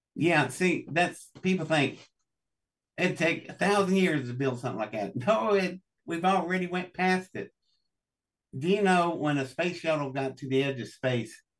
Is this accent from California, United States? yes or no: no; Welch, West Virginia, United States; I was born in Welch, West Virginia, in District 10 of the Pocahontas coalfields.